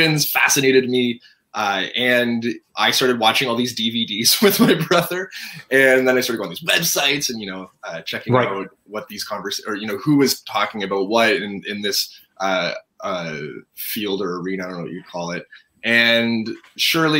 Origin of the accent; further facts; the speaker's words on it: Toronto, Ontario, Canada; also born or lived in Lynchburg, Virginia / Florida; I was born and raised in Toronto, Ontario, Canada